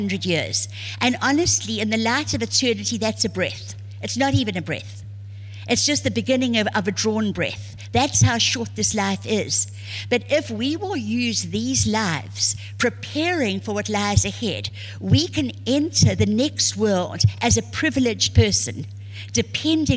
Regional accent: South Africa; I was born and raised in South Africa

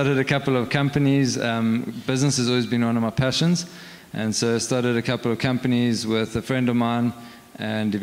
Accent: England, United Kingdom; moved away; also born or lived in Cape Town; I am English

